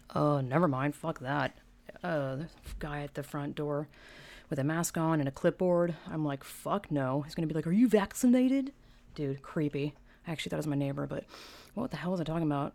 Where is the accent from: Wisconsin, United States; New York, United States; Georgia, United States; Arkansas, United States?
Georgia, United States; moved away as an adult; now in California, United States; I'm from Georgia, twenty, you know, born and raised twenty-five years, I've lived in California since twenty ten